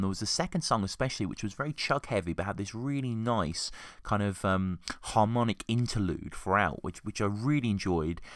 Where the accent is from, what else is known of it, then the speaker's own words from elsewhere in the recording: Birmingham, West Midlands, United Kingdom; now in Oxford, United Kingdom; I live in Oxford, um, live and work in Oxford, but I grew up in Birmingham